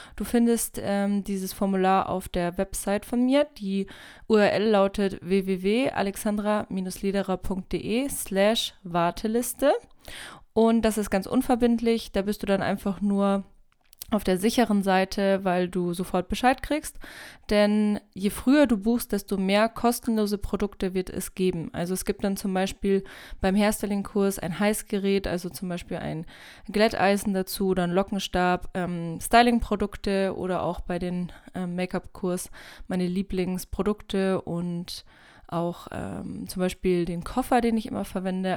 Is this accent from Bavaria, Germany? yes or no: yes; Bavaria, Germany; komme aus einem kleinen Dorf in Bayern